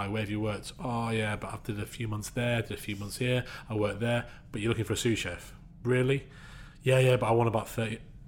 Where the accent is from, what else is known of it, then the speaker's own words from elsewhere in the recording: Yorkshire and the Humber, United Kingdom; I'm a Yorkshire lad